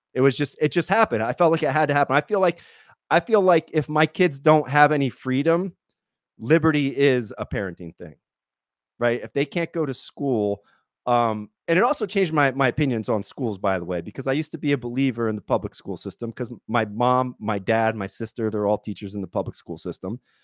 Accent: Pennsylvania, United States; moved away as an adult; now in California, United States; I come from Pennsylvania, and then I spent about three years bouncing all over the country. I lived in about twenty-two states.

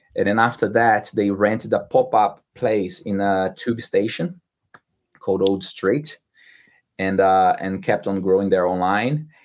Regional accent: Brazil; English is a second language; moved away as an adult; now in London, United Kingdom; I'm not from Rio de Janeiro. I'm from like very like countryside in Brazil, like center of Brazil

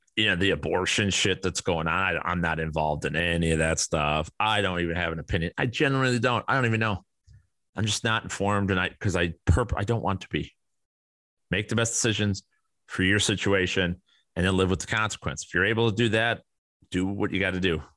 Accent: Kane County, Illinois, United States; I grew up around Kane County, Illinois.

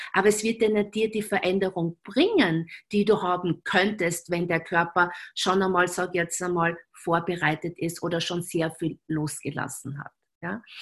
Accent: Graz, Styria, Austria; accent: Styrian; now in Vienna, Austria; in Graz verheiratet, dort, wo ich praktisch aufgewachsen bin

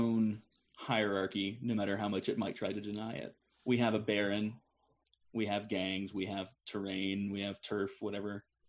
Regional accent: Chicago, Illinois, United States; Absolutely. I came from Chicago. I understand that. I get it.

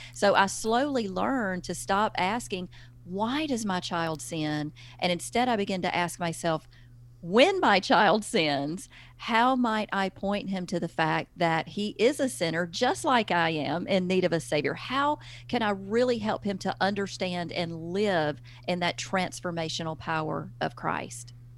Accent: the South, United States; accent: Southern; now in Alabama, United States; I'm from the South. You cannot hide Southern. I live in Alabama.

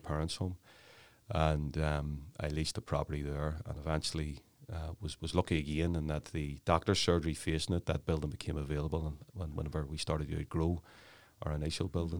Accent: Belfast, Northern Ireland, United Kingdom; I grew up in the Clonard area, West Belfast

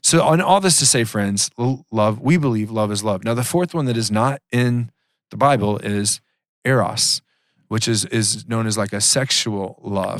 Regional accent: Georgia, United States; I grew up in Georgia

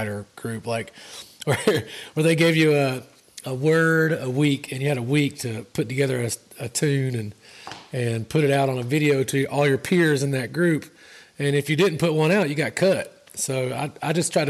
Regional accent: Georgia, United States; moved away; my home state of Georgia

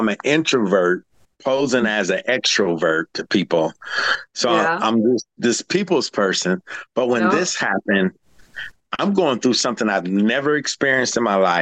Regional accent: Houston, Texas, United States; I'm from Houston

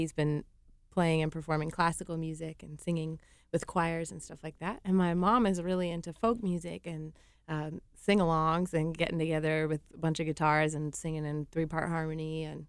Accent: Long Island, New York, United States; now in Asheville, United States; I grew up on Long Island, just in the suburbs of New York City.

